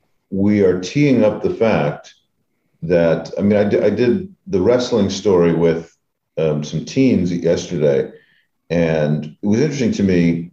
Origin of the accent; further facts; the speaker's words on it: United States; We're American Jews